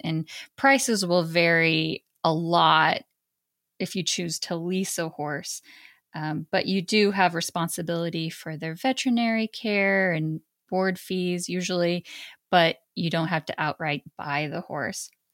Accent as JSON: {"language": "English", "region": "Montana", "country": "United States", "tie": "born or raised there", "said": "I grew up in Montana"}